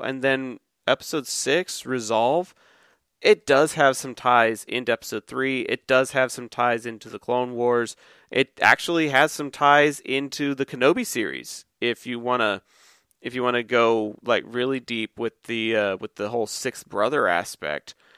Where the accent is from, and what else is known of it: Texas, United States; born or raised there